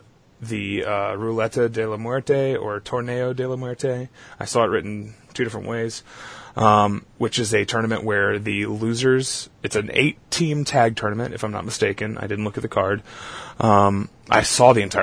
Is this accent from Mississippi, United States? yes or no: no; Southeast Texas, United States; I'm from Southeast Texas.